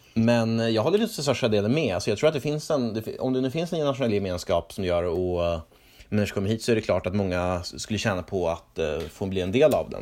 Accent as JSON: {"language": "Swedish", "region": "Norrland", "country": "Sweden", "tie": "born or raised there", "said": "jag växte upp i Norrland"}